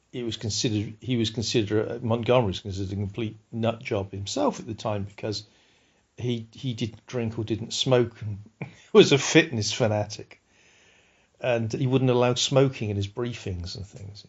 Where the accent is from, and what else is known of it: United Kingdom